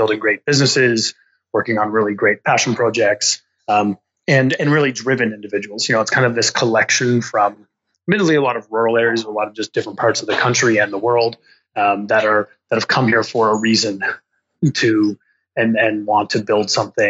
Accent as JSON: {"language": "English", "town": "Rose Bay", "region": "Nova Scotia", "country": "Canada", "tie": "born or raised there", "moved": "as an adult", "lives_now": "Toronto, Canada", "said": "I live in Toronto, but I'm from Nova Scotia"}